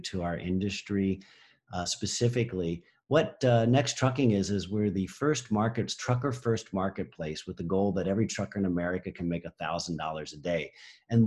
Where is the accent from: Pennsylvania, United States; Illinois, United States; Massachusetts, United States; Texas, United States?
Pennsylvania, United States; now in California, United States; I'm from Pennsylvania.